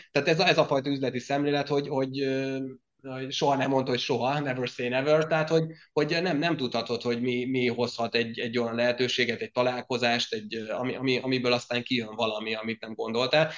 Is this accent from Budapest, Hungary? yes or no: no; Zselic, Somogy, Hungary; accent: Zselic; ez a csodálatos zselici kiejtésem azért érezhető máig is